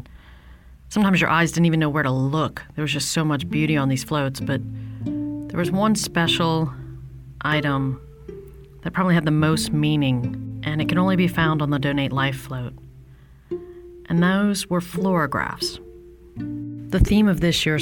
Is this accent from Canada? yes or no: no; New Orleans, Louisiana, United States; growing up in New Orleans